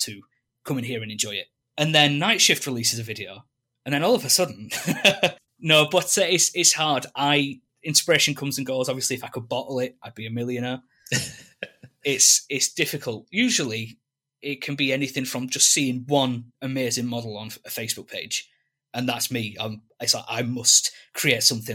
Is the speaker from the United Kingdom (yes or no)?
yes; England, United Kingdom; growing up in England and we have all this stuff, I did take it for granted for many years